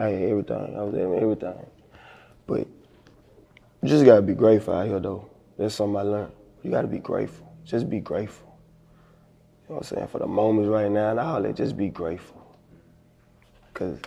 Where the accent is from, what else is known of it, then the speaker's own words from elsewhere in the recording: Monroe, Louisiana, United States; I'm from Oak Manor, Project, South Side